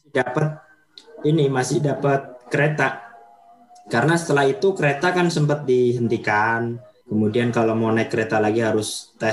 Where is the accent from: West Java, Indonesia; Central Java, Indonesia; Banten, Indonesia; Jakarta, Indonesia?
Central Java, Indonesia; Pekalongan; saya aslinya dari kota Pekalongan, ya kota di pesisir utara Pulau Jawa atau yeah. masuk ke wilayah administrasi Provinsi Jawa Tengah.